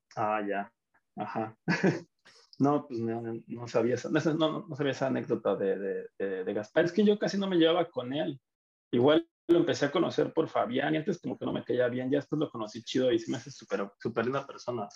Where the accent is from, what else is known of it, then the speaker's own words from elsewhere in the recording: Mexico; moved away; also born or lived in Argentina; así somos los mexicanos